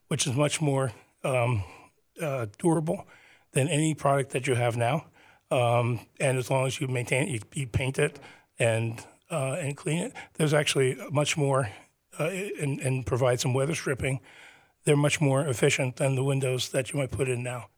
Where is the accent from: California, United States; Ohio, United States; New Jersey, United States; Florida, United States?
New Jersey, United States; Teaneck; the town that I grew up in, Teaneck